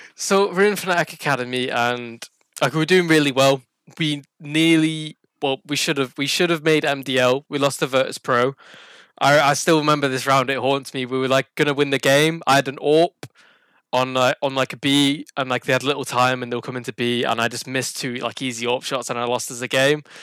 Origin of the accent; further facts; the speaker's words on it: Burnley, North West England, United Kingdom; I'm from Burnley in uh, England. Not that many people have heard of it. It's a very small town uh, north of Manchester.